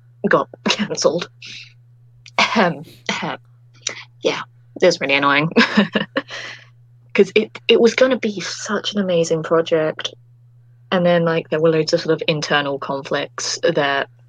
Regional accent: United Kingdom; accent: British; my authentic British accent

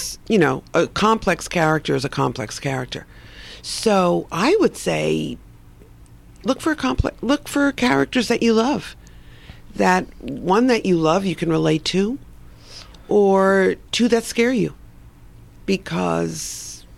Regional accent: New York, United States; moved away; Because it's my hometown.

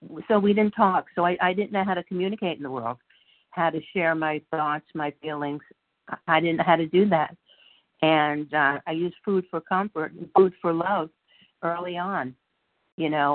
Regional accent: New York, United States; now in California, United States; I grew up in New York, and I was a chubby, cute little kid

